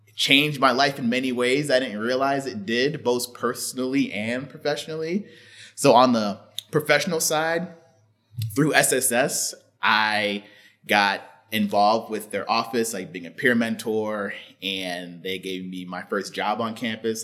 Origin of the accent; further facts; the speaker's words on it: Stamford, Connecticut, United States; my hometown is Stamford, Connecticut